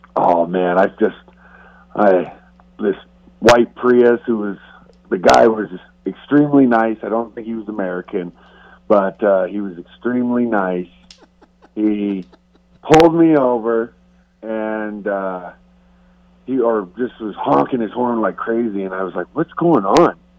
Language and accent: English; Canada; moved away; I'm still Canadian